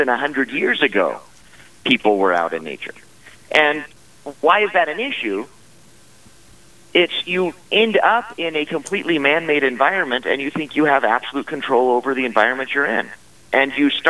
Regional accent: Wyoming, United States; I'm a Wyoming boy. I grew up here in Wyoming.

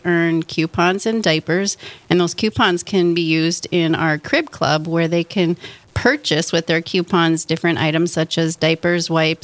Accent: North Dakota, United States; also born or lived in Duluth, Minnesota / Bismarck, North Dakota / Grand Forks, North Dakota / Fargo, North Dakota; I grew up in North Dakota

